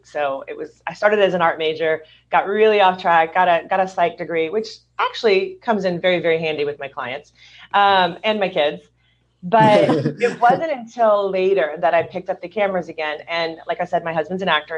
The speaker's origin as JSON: {"language": "English", "region": "Louisiana", "country": "United States", "also_born_or_lived": "Hollywood, California / suburbs of Southern California", "moved": "yes", "lives_now": "Southern California, United States", "said": "I'm originally from Louisiana"}